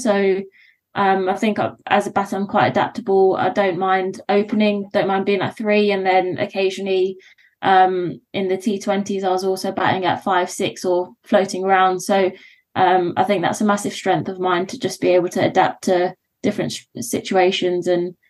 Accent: London, United Kingdom; moved away as an adult

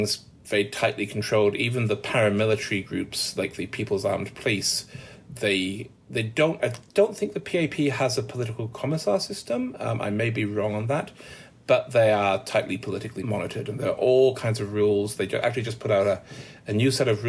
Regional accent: Manchester, North West England, United Kingdom; I'm from Manchester

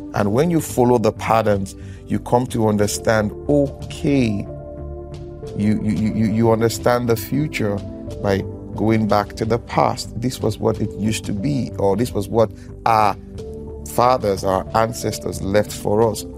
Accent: Nigeria; I'm from Nigeria. I'm a Nigerian

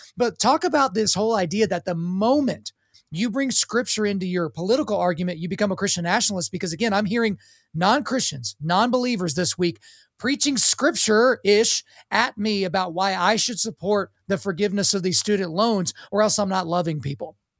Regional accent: Oklahoma, United States; I grew up in Oklahoma

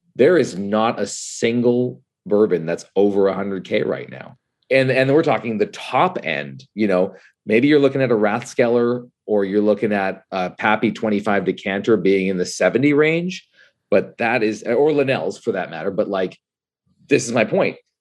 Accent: Canada; I am Canadian

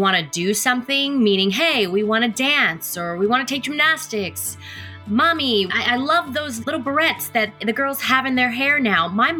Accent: Killeen, Texas, United States; also born or lived in Copperas Cove, Texas / Mililani, Hawaii; I grew up in Killeen, Texas, Coppers Cove, Texas, Mililani, Hawaii, Oahu.

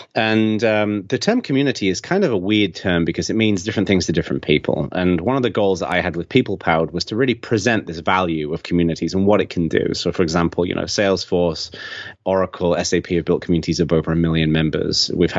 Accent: England, United Kingdom; accent: Englishman living in America; now in United States; I'm from England, although a lot of people think that I'm from Australia because I've got this weird Englishman living in America accent, which is kind of, fusing into something a bit odd. I was born in the north of England and I was raised in southern England

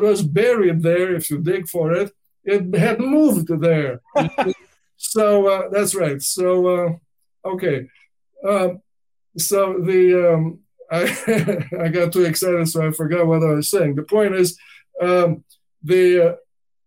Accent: Danube Delta, Romania; I grew up in the Danube Delta

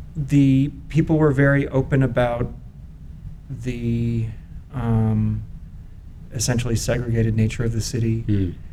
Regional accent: Newton, Massachusetts, United States; now in Los Angeles, United States; in our comfortable suburban setting um, outside of Boston.

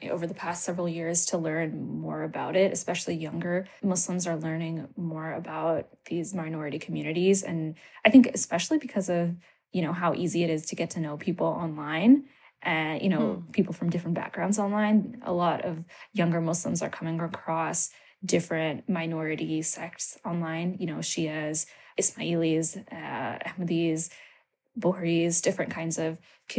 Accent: Maryland, United States; also born or lived in Canada; moved to the U.S. and then lived between the U.S. and Canada for, you know, while I was a child, but I grew up in Maryland.

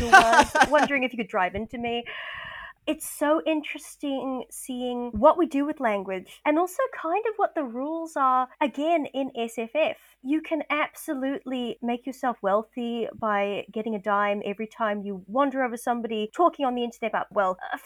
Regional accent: New Zealand; I'm a Kiwi

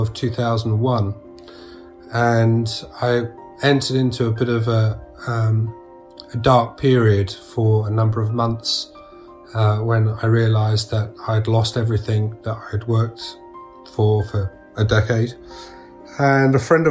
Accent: Sussex, South East England, United Kingdom; I was from Sussex

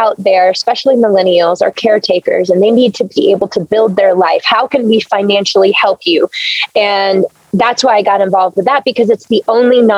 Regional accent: Blackshear, Georgia, United States; moved away; my hometown in Blackshear, Georgia

